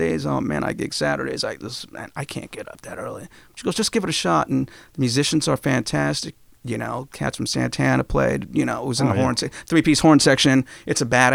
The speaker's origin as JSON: {"language": "English", "town": "San Francisco", "region": "California", "country": "United States", "tie": "born or raised there", "said": "I'm from San Francisco"}